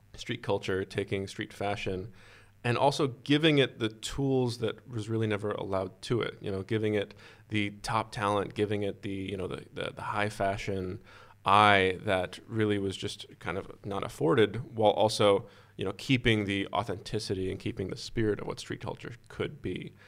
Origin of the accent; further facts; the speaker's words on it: Boston, Massachusetts, United States; grew up with, you know, the, the garden with the Celtics playing just, you know, not that far from my house.